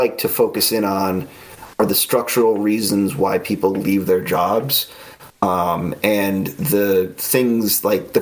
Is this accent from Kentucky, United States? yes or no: no; the New York area, United States; I grew up in the New York area and, you know, within commuting distance to Manhattan